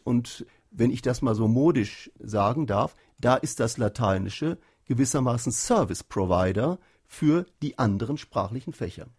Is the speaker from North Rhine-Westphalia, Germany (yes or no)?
yes; North Rhine-Westphalia, Germany; in Nordrhein-Westfalen, wo ich herkomme